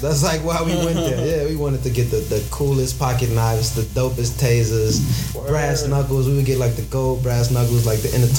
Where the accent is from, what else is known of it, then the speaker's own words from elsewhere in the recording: Tanzania; Nah, we're not fucking Ethiopian, motherfucker. I'm from Tanzania.